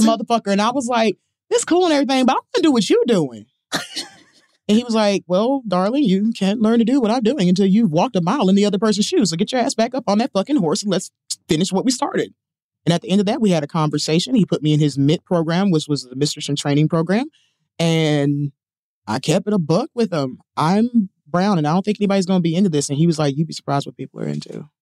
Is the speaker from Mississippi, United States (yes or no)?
yes; Mississippi, United States; moved away as an adult; also born or lived in Chicago; I'm from Mississippi